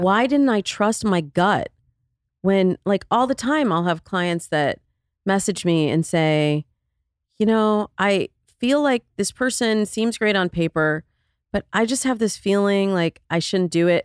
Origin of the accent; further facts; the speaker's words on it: Midwest, United States; I'm from the Midwest